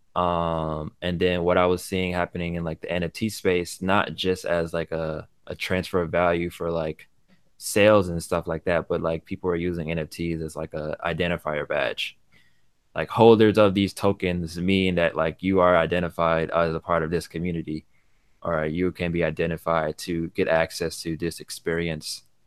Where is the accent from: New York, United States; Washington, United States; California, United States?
New York, United States; born in New York